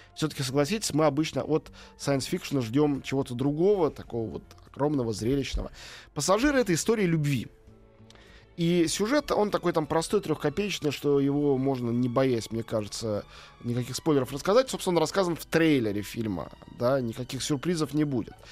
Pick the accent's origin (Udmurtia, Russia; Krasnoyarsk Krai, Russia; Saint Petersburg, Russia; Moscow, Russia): Moscow, Russia; теперь я опять москвич